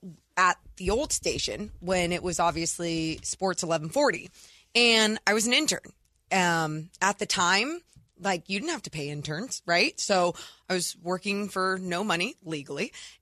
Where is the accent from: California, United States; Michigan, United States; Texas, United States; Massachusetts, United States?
California, United States; Sacramento; born or raised there